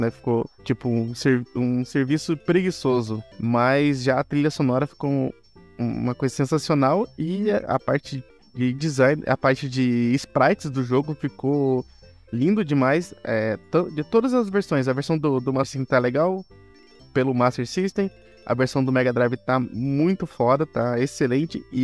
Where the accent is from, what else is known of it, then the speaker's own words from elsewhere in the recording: Mato Grosso do Sul, Brazil; eu sou inglês chucrismo do, do Mato Grosso do Sul.